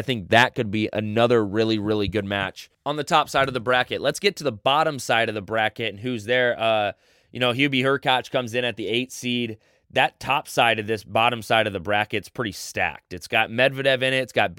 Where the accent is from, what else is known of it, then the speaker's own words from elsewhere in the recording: United States; as an American